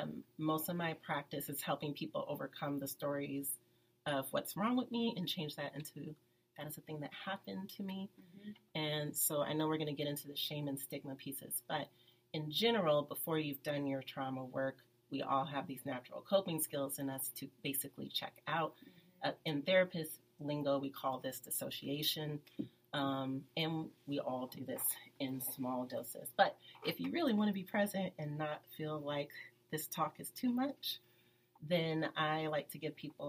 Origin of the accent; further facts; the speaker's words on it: the Bay Area, California, United States; born and raised here in the Bay